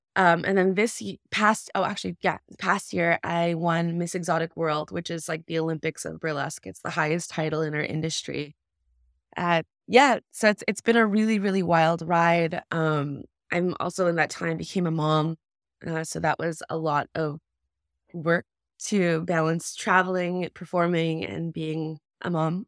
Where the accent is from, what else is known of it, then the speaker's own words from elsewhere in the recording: Kahnawake, Quebec, Canada; also born or lived in United States; I was born in the States, but I was raised in Ganawage, which is a Mohawk reserve just outside of Montreal.